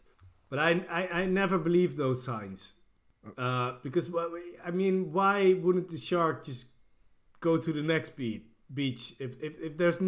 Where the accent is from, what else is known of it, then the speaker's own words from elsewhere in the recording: Gran Canaria, Canary Islands, Spain; moved away; I was born on the Canary Islands, on Gran Canaria, and there it's great.